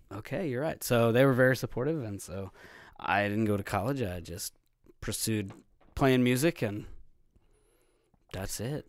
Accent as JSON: {"language": "English", "town": "Platte City", "region": "Missouri", "country": "United States", "tie": "born or raised there", "also_born_or_lived": "Texas", "said": "Platte City, Missouri. I was born in Texas"}